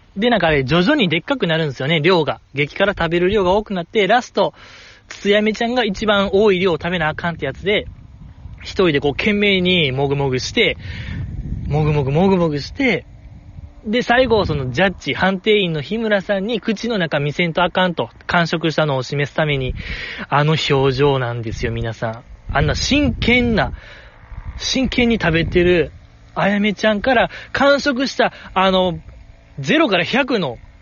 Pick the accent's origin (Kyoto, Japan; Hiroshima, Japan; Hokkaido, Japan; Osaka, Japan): Osaka, Japan; ずっと大阪で生まれ育ったにもかかわらず、なんかネイティブ関西弁があんまりできない